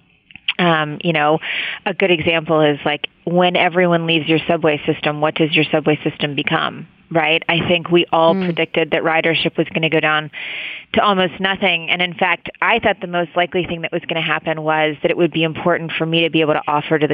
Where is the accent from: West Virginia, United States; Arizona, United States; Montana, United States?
West Virginia, United States; now in New York City, United States; I'm from West Virginia, so I grew up, like, in a coal state